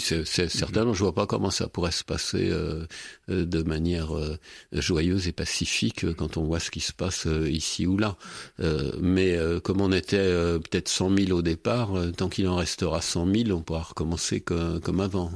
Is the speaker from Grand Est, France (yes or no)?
no; Berry, Centre-Val de Loire, France; je suis bérichon et du centre de la France